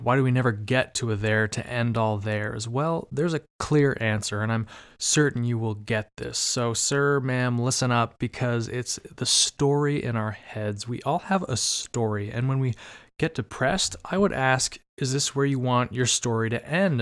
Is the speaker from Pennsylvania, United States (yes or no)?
no; Arizona, United States; moved away; also born or lived in Bay Area, California; I'm actually from Arizona, by the way, and that's hot as hell